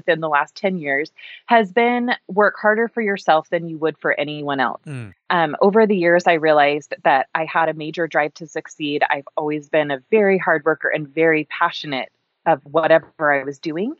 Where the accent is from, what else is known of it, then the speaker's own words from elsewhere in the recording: Boise, Idaho, United States; also born or lived in Walla Walla, Washington; we moved from Walla Walla, Washington to Boise, and I was born and raised here